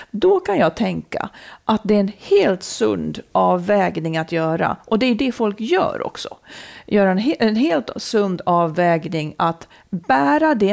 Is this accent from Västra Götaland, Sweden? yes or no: no; Dalarna County, Sweden; moved away